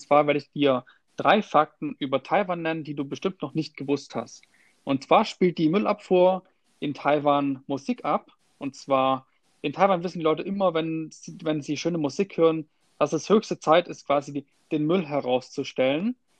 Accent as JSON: {"language": "German", "country": "Germany", "said": "bei uns in Deutschland"}